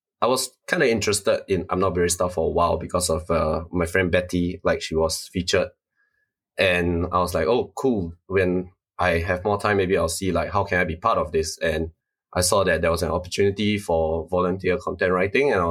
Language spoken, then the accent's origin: English; Singapore; I'm from Singapore, born and raised. Spent all 26 years of my life here